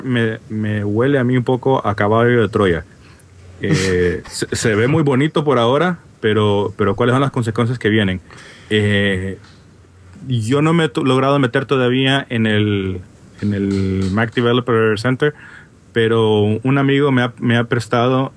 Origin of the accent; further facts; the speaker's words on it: Honduras; now in Washington, D.C., United States; como podrán notar por mi acento raro, no soy de España. soy de Honduras. Originariamente soy, ahora soy oficialmente americano